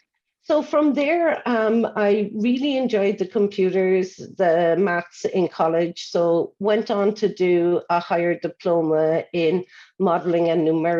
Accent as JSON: {"language": "English", "town": "Cork", "region": "Munster", "country": "Ireland", "tie": "born or raised there", "said": "I'm based in Cork, Ireland, which you can probably guess from my accent, and it's where I grew up."}